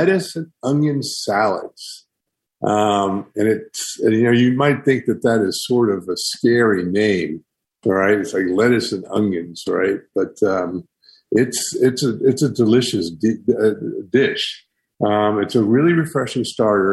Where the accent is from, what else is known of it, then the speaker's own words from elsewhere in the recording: the Great Smokies, Southern Appalachia, United States; growing up in the Smokies